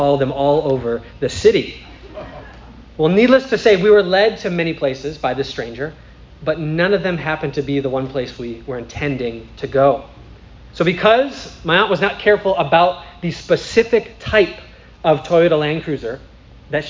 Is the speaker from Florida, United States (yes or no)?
no; St. Paul, Minnesota, United States; I'm from St. Paul